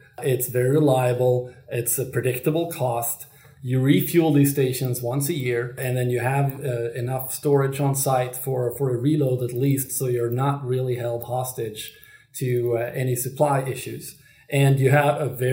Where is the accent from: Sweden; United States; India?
Sweden; my home country of Sweden